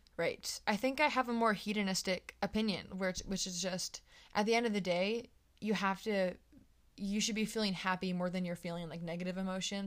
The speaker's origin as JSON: {"language": "English", "region": "East Coast", "country": "United States", "said": "I'm from the East Coast"}